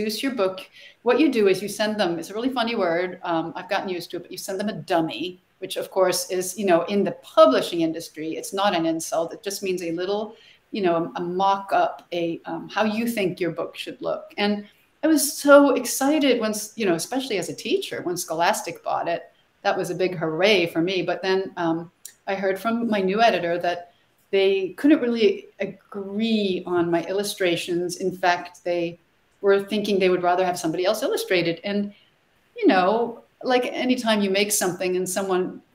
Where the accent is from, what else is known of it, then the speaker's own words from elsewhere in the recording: Sweden; now in United States; I'm from Sweden originally.